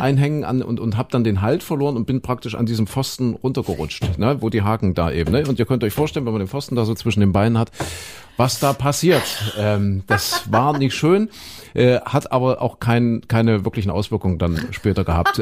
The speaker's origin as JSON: {"language": "German", "region": "Saxony-Anhalt", "country": "Germany", "tie": "born or raised there", "also_born_or_lived": "Köthen", "said": "da wo ich aufgewachsen bin, Sachsen-Anhalt"}